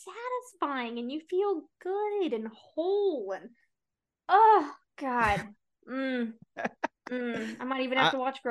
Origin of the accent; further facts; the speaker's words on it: Las Vegas, Nevada, United States; we used to have one in our neighborhood growing up in Vegas.